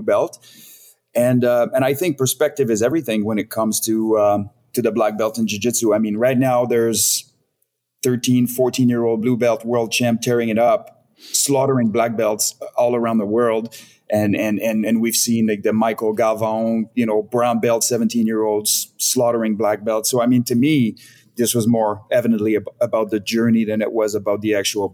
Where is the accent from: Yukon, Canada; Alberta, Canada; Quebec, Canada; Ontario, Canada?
Quebec, Canada; Montreal region; moved away as an adult; now in Vancouver, Canada; I was born and raised in the Montreal region, which is essentially north of New York City